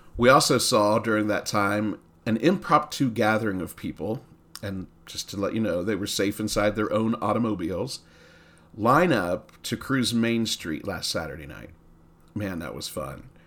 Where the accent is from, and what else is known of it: Coshocton, Ohio, United States; born or raised there